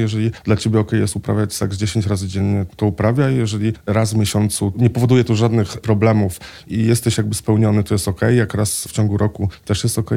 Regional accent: Łódź, Łódź Voivodeship, Poland; now in Warsaw, Poland; Ja jestem akurat z Łodzi

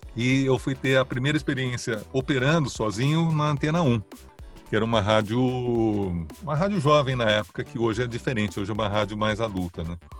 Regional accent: São Paulo, Brazil; Nasci em São Paulo, capital, perto da Juscelino Kubitschek, no Itainha

